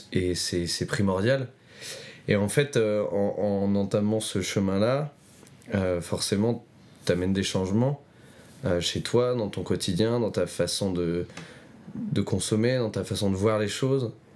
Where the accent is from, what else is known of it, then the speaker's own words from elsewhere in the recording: Roanne, Auvergne-Rhône-Alpes, France; ma ville natale, donc, qui s'appelle Roanne, dans la Loire